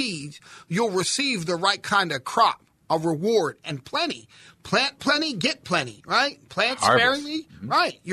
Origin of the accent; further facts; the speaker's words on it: Philadelphia, Pennsylvania, United States; I'm a city kid, right? I'm from Philly